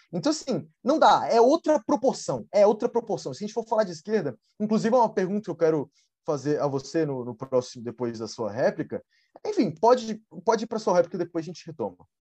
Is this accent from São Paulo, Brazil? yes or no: no; Brasília, Federal District, Brazil; eu sou de Brasília, eu estou agora em Brasília